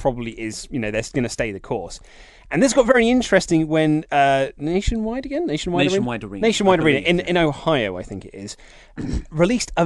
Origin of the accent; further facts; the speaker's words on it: United Kingdom; I was born in the United Kingdom